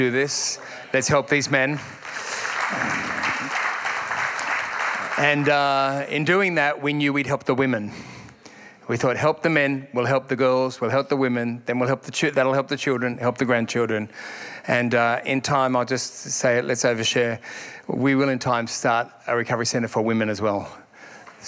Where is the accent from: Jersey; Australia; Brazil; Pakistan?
Australia; Sydney, New South Wales; now in Perth, Australia; I'm from Sydney originally